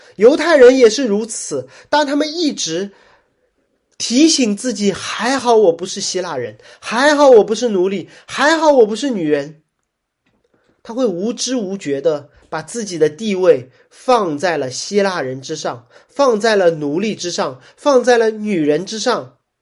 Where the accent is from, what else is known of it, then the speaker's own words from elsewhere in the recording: Shanghai, China; 我是上海人